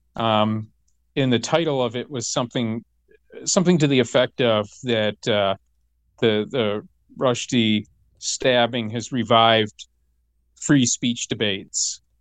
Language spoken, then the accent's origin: English; Michigan, United States; growing up in Michigan